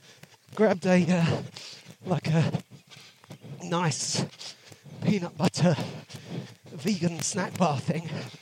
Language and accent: English; London, United Kingdom; Oh, where are you from? I said, London.